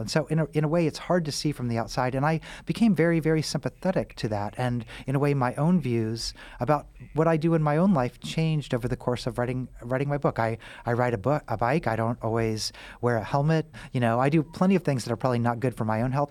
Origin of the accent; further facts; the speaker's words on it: Missouri, United States; also born or lived in Kansas; I grew up in Missouri, uh, and I'm from the Midwest